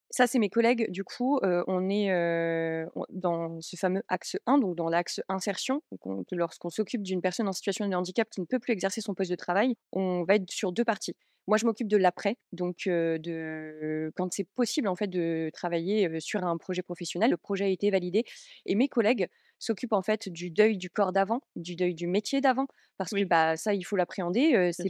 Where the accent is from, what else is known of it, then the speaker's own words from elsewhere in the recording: Metz, Grand Est, France; moi je viens de Metz